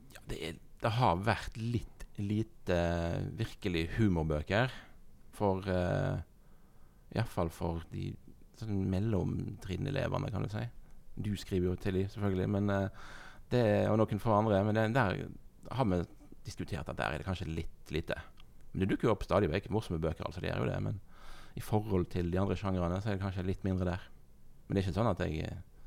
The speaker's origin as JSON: {"language": "Norwegian", "town": "Husnes", "region": "Vestland", "country": "Norway", "said": "Jeg kommer fra Husnes."}